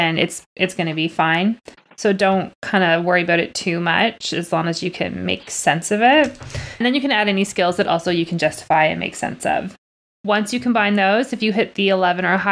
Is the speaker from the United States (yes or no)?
no; Canada; I'm Canadian